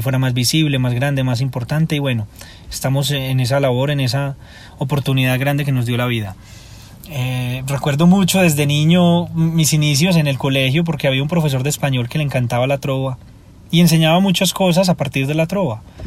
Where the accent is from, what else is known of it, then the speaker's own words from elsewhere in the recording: Medellín, Antioquia, Colombia; Soy de Medellín y he representado a mi ciudad